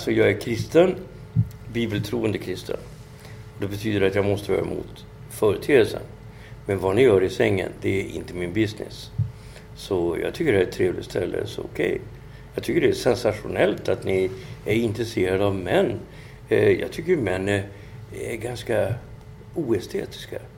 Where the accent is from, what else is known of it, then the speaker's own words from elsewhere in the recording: Kenya; alltså jag tycker att det, som kenyan så tycker jag, vad fan är det som har hänt?